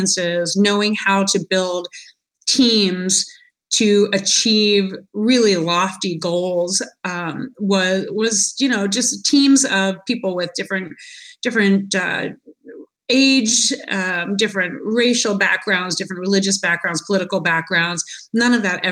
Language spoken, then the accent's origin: English; United States; I'm American